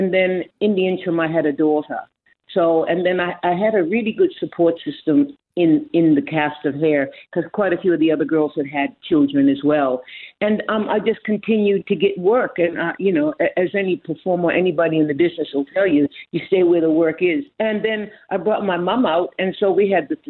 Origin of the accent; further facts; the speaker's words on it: Boston, Massachusetts, United States; now in Australia; I was brought up in Boston